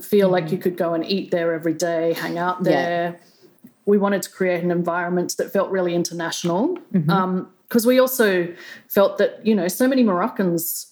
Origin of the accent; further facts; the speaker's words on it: Australia; moved away as an adult; also born or lived in China; I grew up in Australia on a vineyard